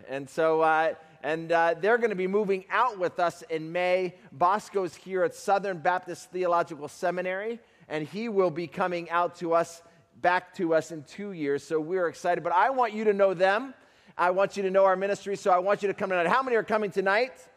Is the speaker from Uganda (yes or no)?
yes; Uganda; I'm from Uganda, Africa